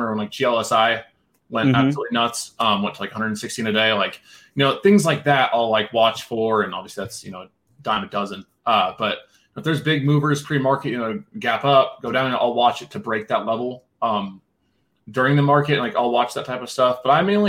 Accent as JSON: {"language": "English", "region": "Nebraska", "country": "United States", "also_born_or_lived": "Denver, Colorado", "moved": "as an adult", "lives_now": "Thornton, Colorado, United States", "said": "I'm from Nebraska originally, moved to Denver 5 years ago"}